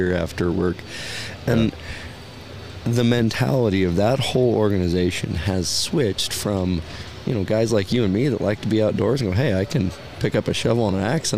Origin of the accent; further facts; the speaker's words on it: Oregon, United States; I grew up here in Oregon